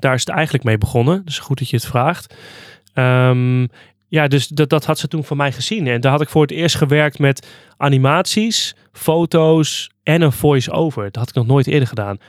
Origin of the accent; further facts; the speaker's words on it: Hardenberg, Overijssel, Netherlands; now in Zwolle, Netherlands; ik ben dus opgegroeid in Hardenberg